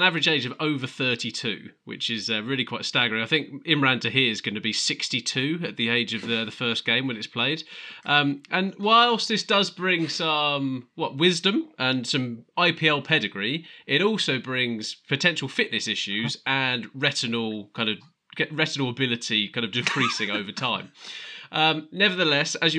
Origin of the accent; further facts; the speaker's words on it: England, United Kingdom; We're English fans